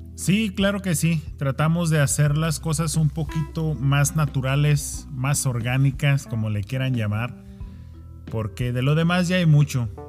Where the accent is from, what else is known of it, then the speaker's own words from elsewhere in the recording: Mexico; now in United States; somos mexicanos